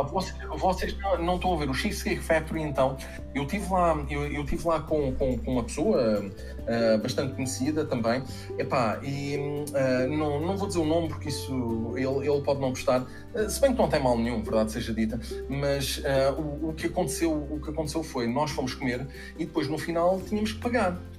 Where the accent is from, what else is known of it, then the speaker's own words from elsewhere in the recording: Portugal; eu sou português